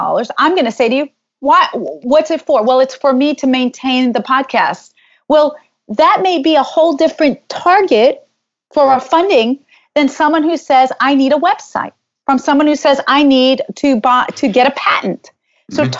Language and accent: English; New York, United States; I'm from New York